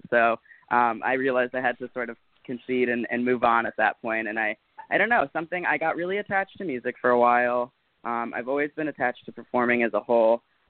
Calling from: Los Angeles, California, United States; I am out in L.A., hanging out.

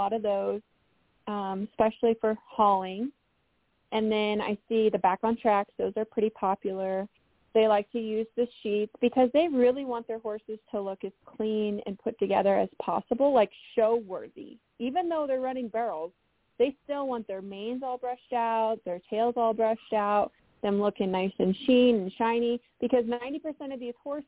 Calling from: Colorado, United States; I'm in Western Colorado, back to my home spot.

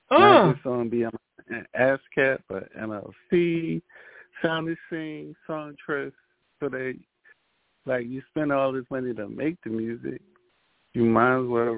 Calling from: Philadelphia, Pennsylvania, United States; I'm coming from North Philadelphia.

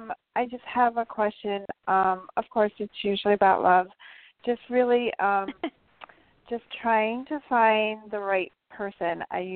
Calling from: Albany, New York, United States; from Albany, New York.

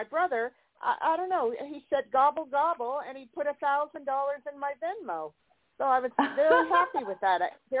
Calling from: California, United States; And, yeah, I'm in California

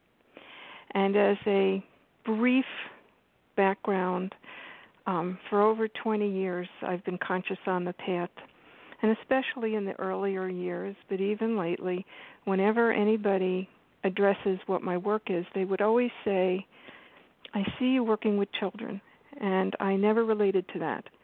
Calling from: New York, United States; I'm calling from New York.

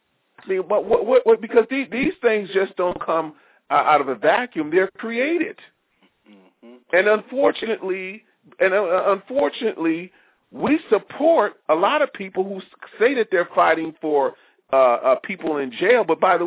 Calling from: Maryland, United States; I'm calling you from Maryland.

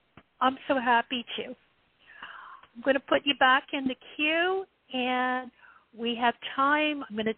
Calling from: Ohio, United States

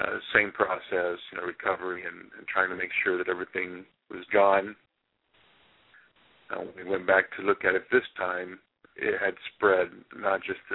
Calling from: Sachse, Texas, United States; Yeah, Sachse, Texas.

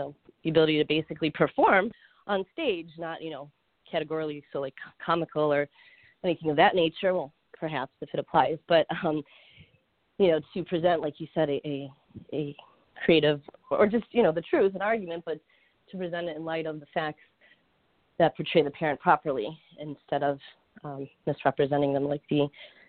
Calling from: Florida, United States; So I'm calling from Florida

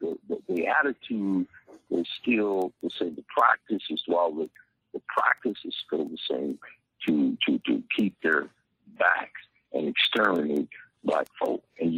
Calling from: Tampa, Florida, United States; I'm calling from Tampa, Florida.

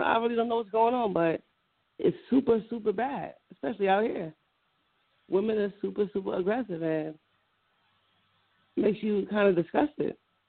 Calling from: Carteret, New Jersey, United States; Calling from Carteret, New Jersey.

